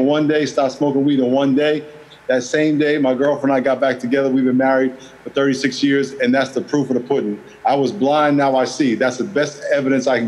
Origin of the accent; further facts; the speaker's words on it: New York, United States; moved away as an adult; also born or lived in Los Angeles / San Diego; I grew up in New York